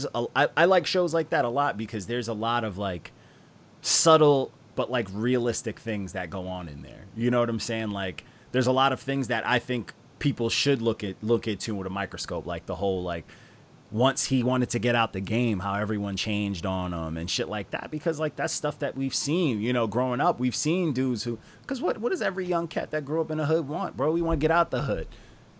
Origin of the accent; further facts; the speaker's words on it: Long Island, New York, United States; I'm from Long Island, I'm from New York